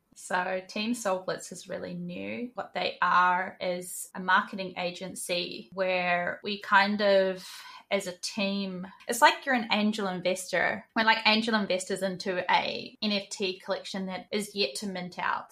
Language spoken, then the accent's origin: English; New Zealand; moved away as an adult; now in Queensland, Australia; I live in Australia, in Queensland. I am originally from New Zealand. I grew up in New Zealand and moved here in 2019